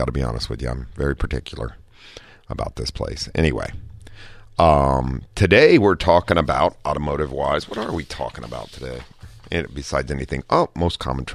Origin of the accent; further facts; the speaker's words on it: Dayton, Ohio, United States; now in San Diego, United States; I'm from Dayton, Ohio